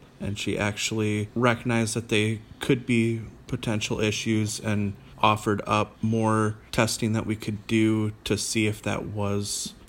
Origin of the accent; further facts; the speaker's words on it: Michigan, United States; moved away; I'm originally from Michigan.